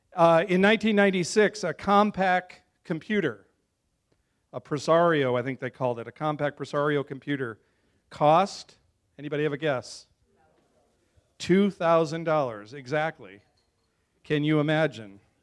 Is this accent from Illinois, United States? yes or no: yes; Chicago, Illinois, United States; now in Las Vegas, United States; I'm from Chicago.